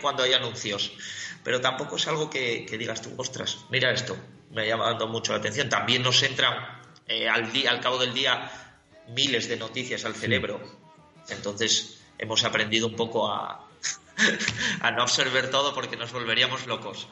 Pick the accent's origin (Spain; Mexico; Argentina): Spain; Gijón, Asturias; Soy un chaval de Gijón